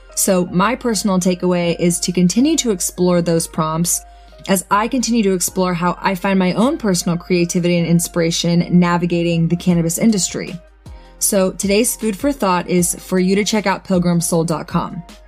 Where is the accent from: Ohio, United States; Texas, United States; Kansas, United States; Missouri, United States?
Texas, United States; Austin; I come from Austin, obviously, and live music